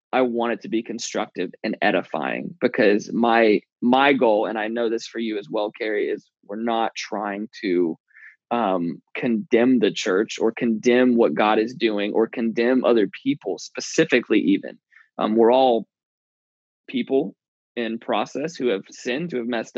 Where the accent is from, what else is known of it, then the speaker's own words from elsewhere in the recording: the South, United States; moved away as an adult; also born or lived in Bible Belt; now in San Francisco Bay Area, United States; my whole childhood growing up in the South